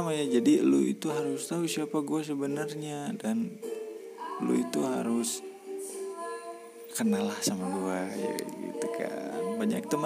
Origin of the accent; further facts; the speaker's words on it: Garut, West Java, Indonesia; oh iya gue itu dari Kabupaten Garut tepatnya gue in, saat ini uh, sedang ber diam diri